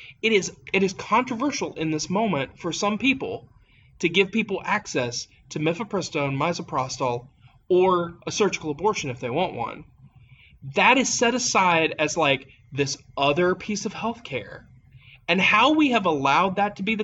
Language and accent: English; Appalachia, United States; as an Appalachian